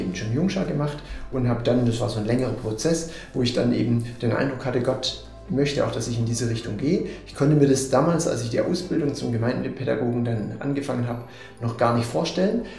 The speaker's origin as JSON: {"language": "German", "region": "Swabia", "country": "Germany", "accent": "Swabian", "moved": "as an adult", "lives_now": "Münster, Germany", "said": "ursprünglich komme ich aus dem Schwabenland, das wird der eine oder andere vielleicht auch hören."}